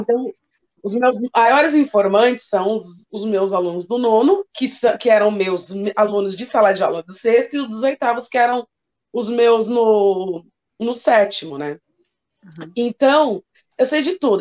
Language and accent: Portuguese; São Paulo, Brazil; Eu venho né, daqui da periferia da Zona Norte de São Paulo